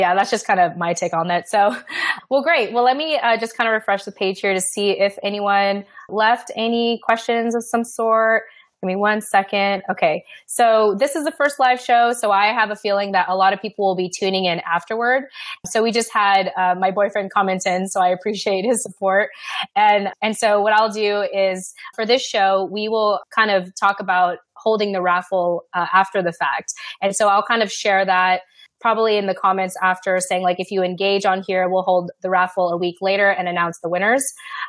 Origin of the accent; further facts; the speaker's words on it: United States; And for me, on the other hand, being raised as an American, I wanted to go up and beyond that.